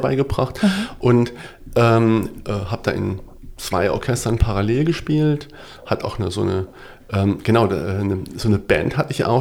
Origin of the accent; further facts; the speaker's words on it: Wadgassen, Saarland, Germany; also born or lived in Saarbrücken; ich geboren wirklich so in Saarbrücken mhm. ähm, und aufgewachsen in einem äh, Ort in der Nähe von Saarlouis, das kennt man vielleicht noch ein mhm. bisschen, der ist Wattgassen